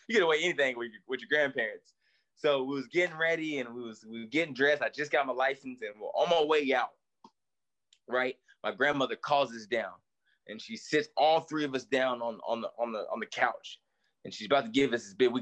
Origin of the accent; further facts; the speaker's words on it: East Tennessee, United States; I grew up in East Tennessee